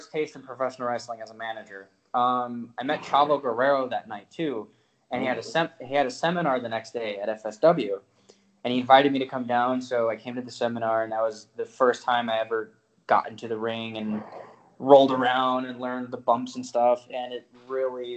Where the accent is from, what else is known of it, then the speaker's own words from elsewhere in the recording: Las Vegas, Nevada, United States; I was born and raised in Las Vegas